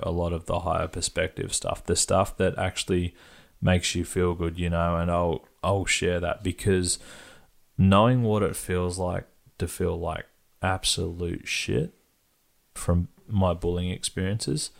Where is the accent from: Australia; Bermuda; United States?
Australia; Perth, Western Australia; growing up in Perth, at one stage I was early teens, maybe.